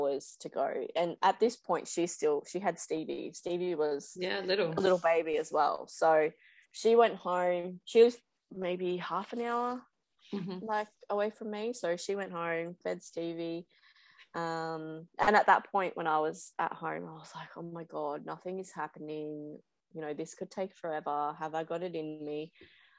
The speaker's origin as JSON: {"language": "English", "town": "Gold Coast", "region": "Queensland", "country": "Australia", "tie": "born or raised there", "said": "I grew up on the Gold Coast, so surfing since I was like 5 or 6"}